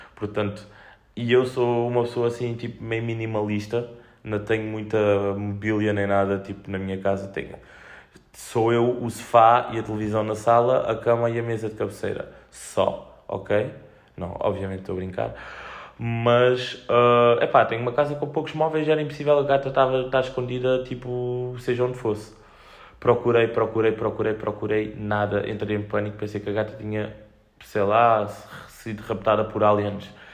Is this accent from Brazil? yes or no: no; Fuseta, Algarve, Portugal; moved away as an adult; now in Olhão, Portugal; Tenho saudades, tenho saudades da, da minha família e da minha terra, tipo, o sair e, e sentir, e estou na fusa, estou em casa